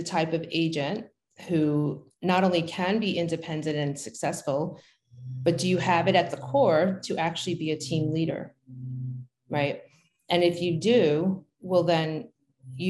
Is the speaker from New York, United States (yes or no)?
yes; New York City, New York, United States; moved away as an adult; also born or lived in New Jersey; now in Pennsylvania, United States; growing up in Brooklyn